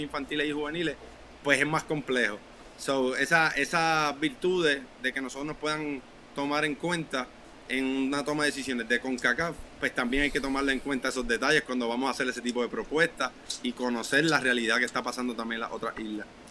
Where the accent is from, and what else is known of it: Puerto Rico